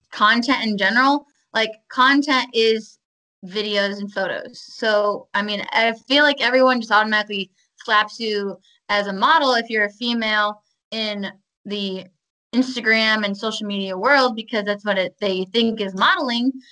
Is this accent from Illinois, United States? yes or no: no; Michigan, United States; I was originally from Michigan, and we had snow.